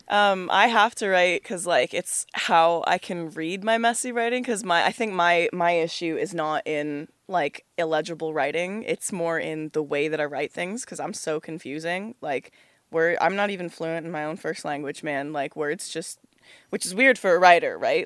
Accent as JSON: {"language": "English", "town": "Oakville", "region": "Ontario", "country": "Canada", "tie": "born or raised there", "said": "I grew up in Oakville, Ontario"}